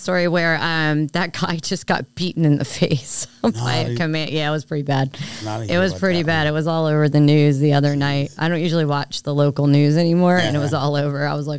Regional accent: Philadelphia, Pennsylvania, United States; now in Washington, D.C. area, United States; I am from Philly.

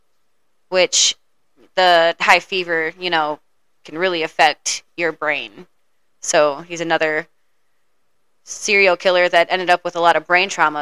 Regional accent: United States; I'm horribly American

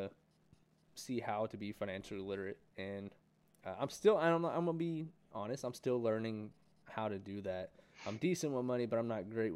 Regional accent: California, United States; I grew up in California

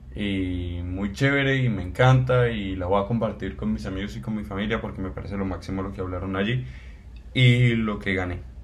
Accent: Cali, Valle del Cauca, Colombia; soy colombiano, soy caleño

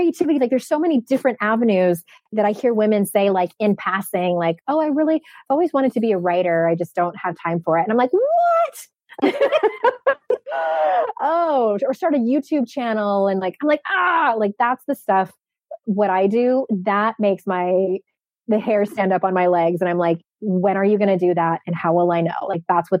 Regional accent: San Diego, California, United States; moved away; my hometown of San Diego

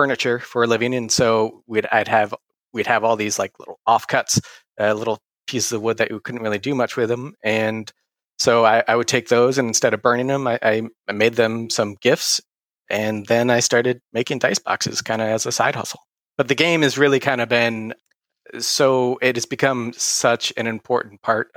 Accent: Michigan, United States; moved away as an adult; now in Massachusetts, United States; I'm from Michigan originally.

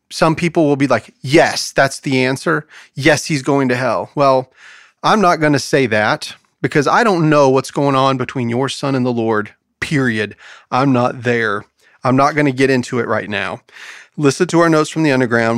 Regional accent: United States; as an American

